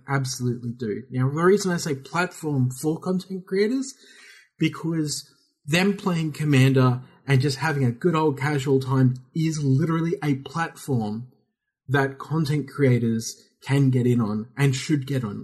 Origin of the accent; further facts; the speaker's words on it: Australia; we're Australian